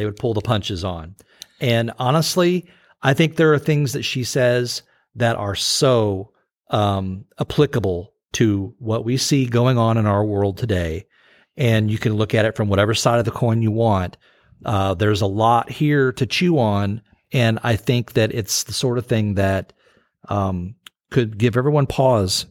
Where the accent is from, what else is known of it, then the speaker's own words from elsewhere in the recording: United States; growing up in the United States